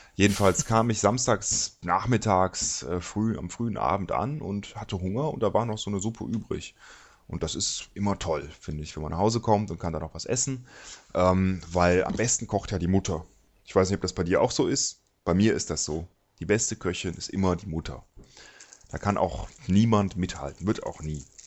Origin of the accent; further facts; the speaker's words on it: Cologne, North Rhine-Westphalia, Germany; natürlich bin ich Rheinländer, ich bin in Köln geboren